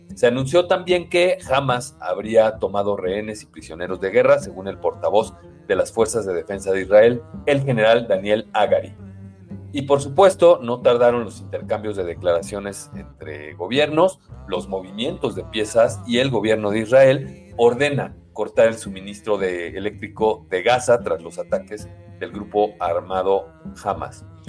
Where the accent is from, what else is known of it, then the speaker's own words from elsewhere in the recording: Mexico; como mexicanos